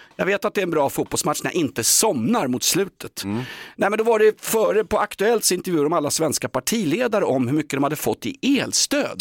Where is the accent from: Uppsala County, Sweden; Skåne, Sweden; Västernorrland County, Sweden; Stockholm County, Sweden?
Stockholm County, Sweden; Stockholm; jag är sörlänning, jag är stockholmare